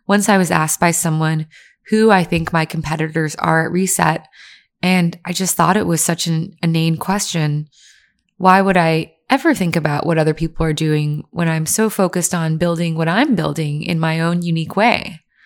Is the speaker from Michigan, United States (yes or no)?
no; Virginia, United States; I grew up in Virginia, where people are just racist and everyone liked white people better.